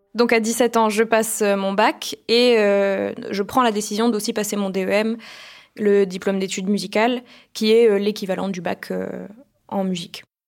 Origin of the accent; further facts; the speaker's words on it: Toulouse, Occitania, France; Mes parents sont tous les deux musiciens au Capitole de Toulouse